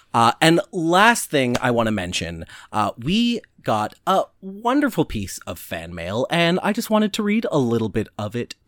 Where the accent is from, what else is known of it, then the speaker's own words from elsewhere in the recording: Youngstown, New York, United States; Oh, I grew up in Youngstown, New York, right across the lake from you and across the river from Niagara